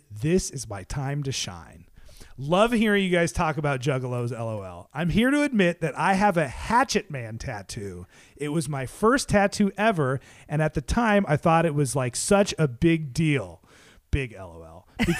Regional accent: Maine, United States; I'm from Maine. Nothing happens here.

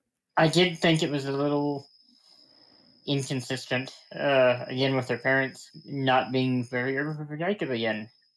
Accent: Arkansas, United States; born or raised there

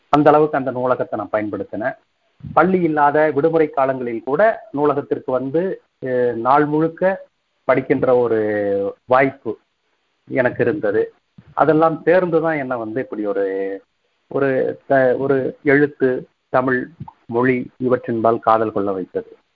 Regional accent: Kongu Nadu, Tamil Nadu, India; also born or lived in Tiruppur; இளமை காலம் முழுவதும் கொங்கு நாட்டை சுற்றியுள்ள ஊர்ப்புற பகுதிகளில் அமைந்தது

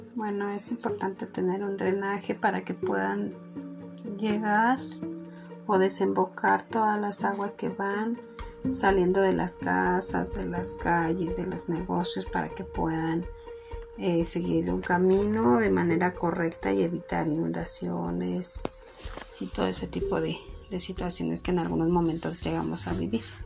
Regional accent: Mexico; nosotros como mexicanos

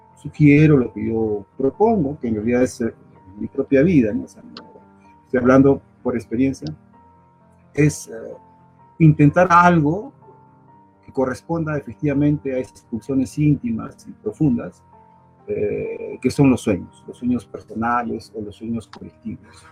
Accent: Arequipa, Peru; moved away as an adult; also born or lived in Europe; Antes del 1986 que, salí del Perú

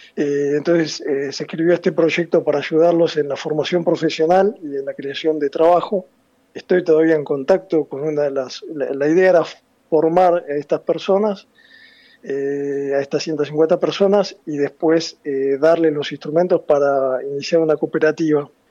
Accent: La Plata, Buenos Aires Province, Argentina; moved away as an adult; now in Milan, Italy; soy platense

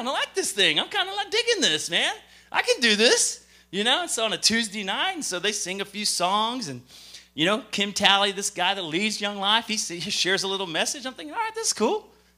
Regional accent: Lubbock, Texas, United States; also born or lived in Japan / Minot, North Dakota / Great Falls, Montana; And I was born in Japan. I lived in Minot, North Dakota. From Minot, North Dakota, I moved to Great Falls, Montana. From Great Falls, Montana, we moved out to Texas. And it's out to Texas in Lubbock, Texas. Lubbock, Texas is what I call home

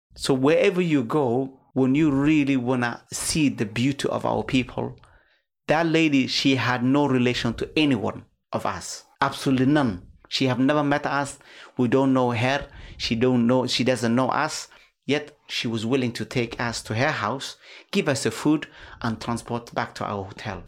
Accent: Somalia; now in United Kingdom; our country

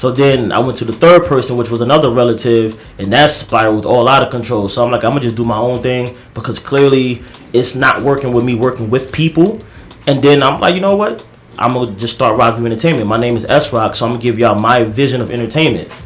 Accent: New York, United States; also born or lived in Queens, New York; I grew up in Brooklyn and Queens. So it's like, I'm from East New York

